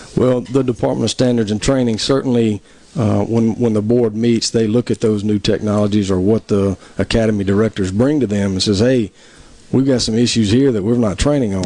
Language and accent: English; Tupelo, Mississippi, United States; I'm originally from Tupelo, mm-hmm. uh, born and raised there